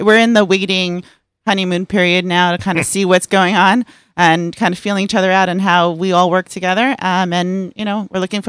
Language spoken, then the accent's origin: English; Fair Lawn, New Jersey, United States; I'm from New Jersey. Oh. I grew up in Fairlawn.